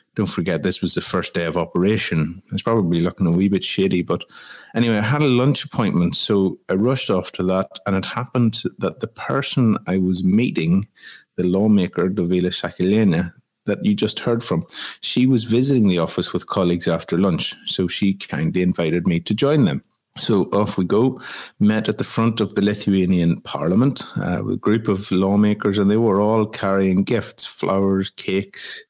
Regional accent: Ireland; my home country of Ireland

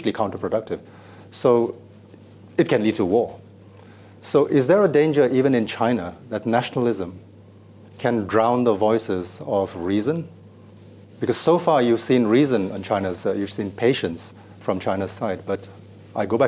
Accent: India; now in Hong Kong; I'm a Chinese citizen. I'm a Hong Kong resident, but I was born in India

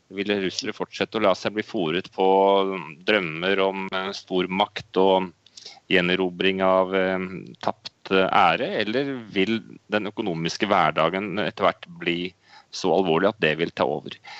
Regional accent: Norway; moved away as an adult; now in Moscow, Russia; hjemme i Norge

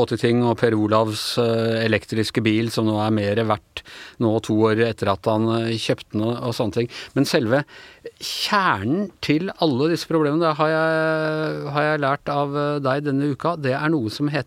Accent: Follo, Akershus, Norway; Sindre og meg som er fra Follo

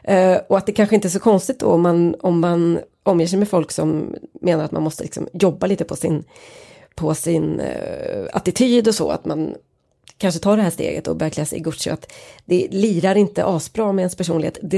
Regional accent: Norrland, Sweden; och att han skriver då att jag kommer från norra Sverige, där vi till och med ännu mer reserverade

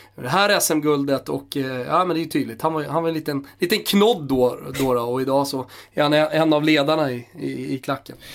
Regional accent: Stockholm, Stockholm County, Sweden; både du och jag är från Stockholm

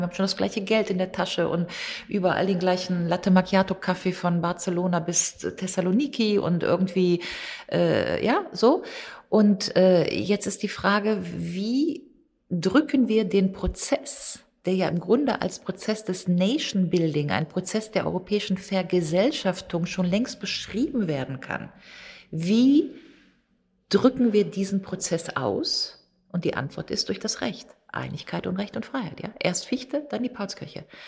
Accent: Grevenbroich, North Rhine-Westphalia, Germany; ich geboren 1964 in Griffenbruch im Rheinland, ja, da würde ich im besten Fall sagen, wenn ich eine Identität oder eine Heimat habe, ist das wirklich Rheinland

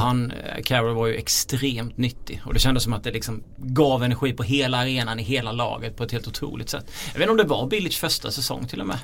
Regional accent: Småland, Sweden; accent: Småländska; jag har kommit in med min småländska stämma här

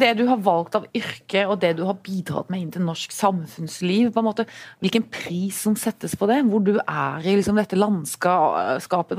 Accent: Arendal, Agder, Norway; min hjemby Erndal

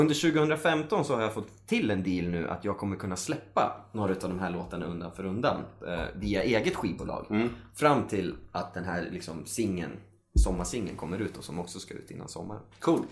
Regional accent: Sala, Västmanland, Sweden; jag är uppvuxen i Sala

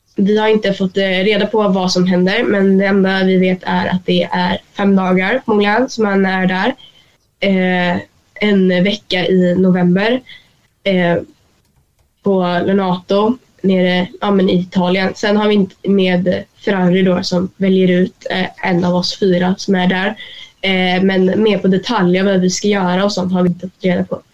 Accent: Sweden; hemma i Sverige

